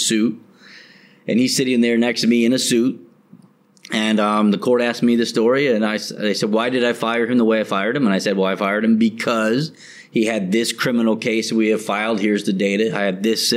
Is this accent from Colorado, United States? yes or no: yes; Colorado, United States; moved away as an adult; now in Thailand; I come from Colorado where it's an at-will state